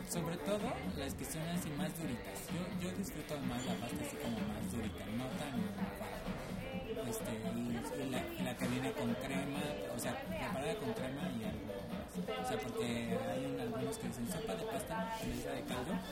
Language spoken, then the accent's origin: Spanish; Irapuato, Guanajuato, Mexico; moved away; de allá de mi pueblo, en Irapuato.